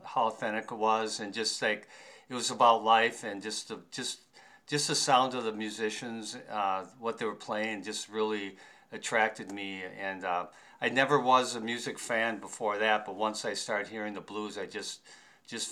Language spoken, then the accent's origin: English; St. Paul, Minnesota, United States; I grew up in St. Paul